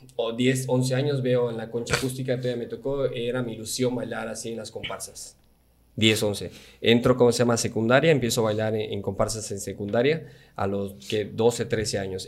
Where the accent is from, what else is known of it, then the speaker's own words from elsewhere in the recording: Campeche, Mexico; soy el único de Campeche